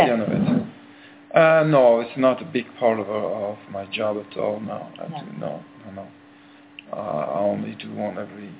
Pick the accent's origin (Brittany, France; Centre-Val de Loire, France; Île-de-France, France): Brittany, France; In France, in Brittany.